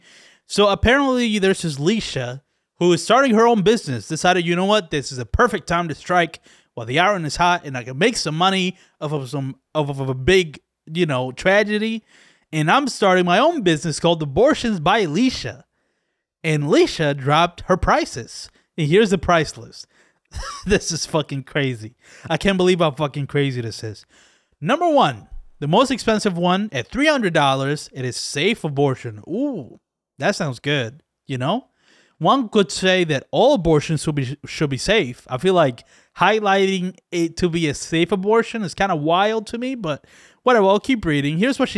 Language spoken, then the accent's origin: English; Dominican Republic; now in United States; I came from another country. I came from the Dominican Republic, where shit is awful there.